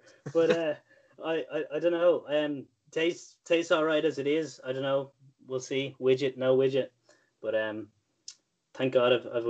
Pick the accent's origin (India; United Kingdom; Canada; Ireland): Ireland; Rush, Leinster; very proud to have grown up in Rush. Love the town. Great, great town. Great pubs in Rush. Great chippers in Rush